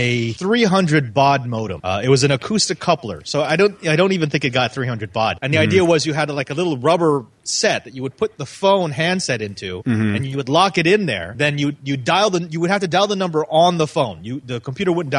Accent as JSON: {"language": "English", "area": "Silicon Valley", "region": "California", "country": "United States", "tie": "born or raised there", "said": "I grew up in the Silicon Valley, and we were not a well off family."}